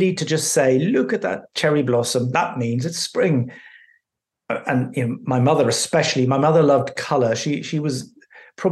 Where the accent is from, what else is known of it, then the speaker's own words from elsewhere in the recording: Belfast, Northern Ireland, United Kingdom; I was born in Northern Ireland, in Belfast, just as the so-called Troubles were kicking off